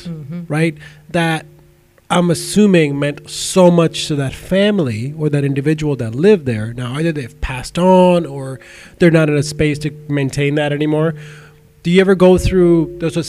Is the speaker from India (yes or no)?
yes; India; moved away; I grew up in India